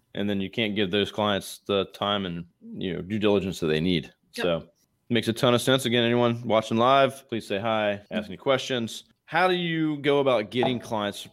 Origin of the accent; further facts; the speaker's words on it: Eastern Shore of Virginia, United States; I'm from Eastern Shore of Virginia